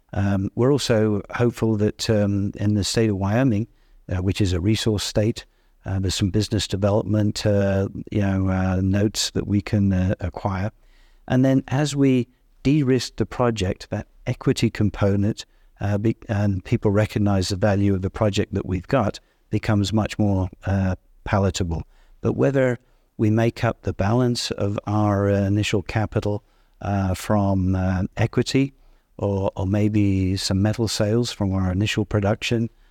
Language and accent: English; Yorkshire and the Humber, United Kingdom; moved away; I'm from Yorkshire